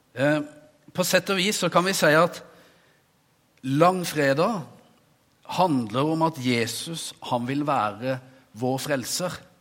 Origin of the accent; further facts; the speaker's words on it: Norway; jeg som ung gutt en gang forvilla meg inn på kjøkkenet på forsamlingshuset hjemme på Veversøy